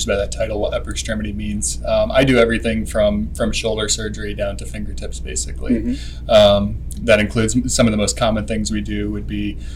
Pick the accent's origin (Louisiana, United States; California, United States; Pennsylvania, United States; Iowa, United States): Iowa, United States; La Porte City; I grew up in a small town near Waterloo, Cedar Falls area called LaPorte City